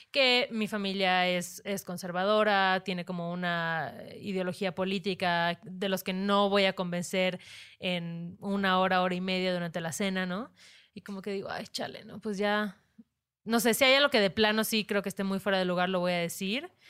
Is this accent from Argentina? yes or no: no; Mexico; also born or lived in Mérida; somos mexicanas